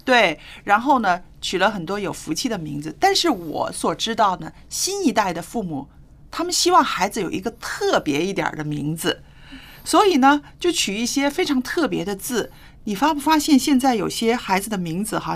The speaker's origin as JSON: {"language": "Chinese", "country": "China", "said": "光是我们中国人有多少"}